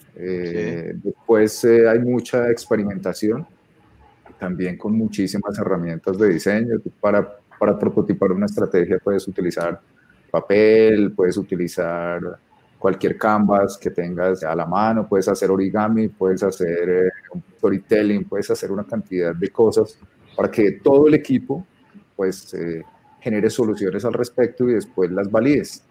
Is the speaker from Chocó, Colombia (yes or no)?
no; Bogotá, Colombia; soy bogotano